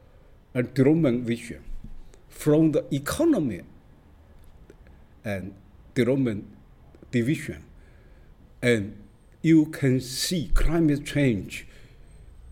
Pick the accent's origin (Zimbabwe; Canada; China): China; Fuzhou, Fujian; now in New York, United States; I'm born in China, in Fuzhou City, Fujian Province